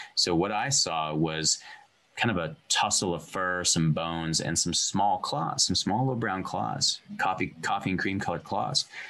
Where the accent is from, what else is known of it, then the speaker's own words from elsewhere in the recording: Montana, United States; moved away; also born or lived in California; I feel like I am Montana made